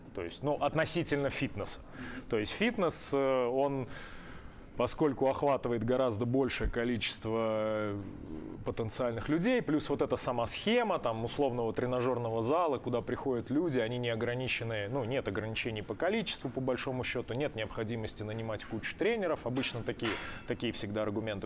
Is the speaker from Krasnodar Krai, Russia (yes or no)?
no; Penza, Penza Oblast, Russia; я из Пензы